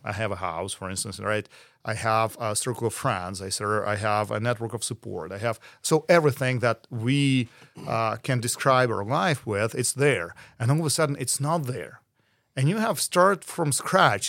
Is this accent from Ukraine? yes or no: yes; Ukraine; moved away as an adult; now in United Kingdom; I am from Ukraine